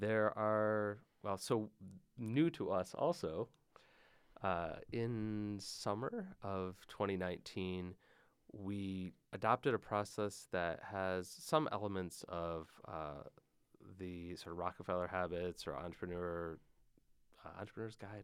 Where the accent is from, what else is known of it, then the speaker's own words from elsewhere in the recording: Michigan, United States; I grew up in Michigan